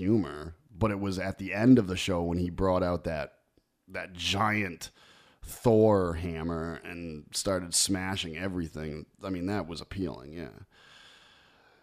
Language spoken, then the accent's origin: English; Meriden, Connecticut, United States; the two churches across from where I grew up on Broad Street